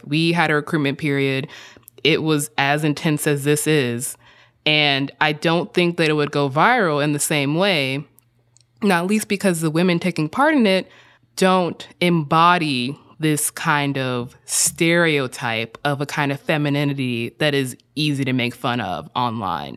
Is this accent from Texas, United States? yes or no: yes; Texas, United States; moved away; As a Southerner, I spent about seven, eight years in Texas, including high school and middle school